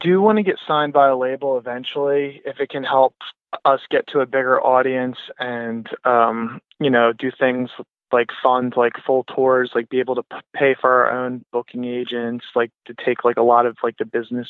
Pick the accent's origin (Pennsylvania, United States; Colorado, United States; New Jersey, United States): New Jersey, United States; Ocean City; moved away; I'm from Ocean City, New Jersey, so I'm going to be crashing at my mom's house